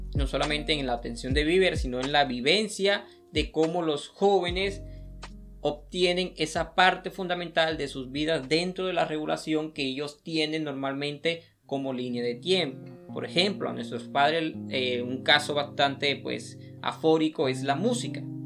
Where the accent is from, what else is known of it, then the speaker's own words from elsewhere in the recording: Colombia; nos compone a nosotros como colombianos